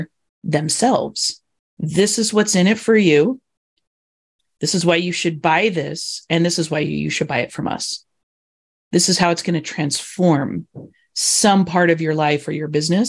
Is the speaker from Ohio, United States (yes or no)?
no; Indiana, United States; I grew up in Indiana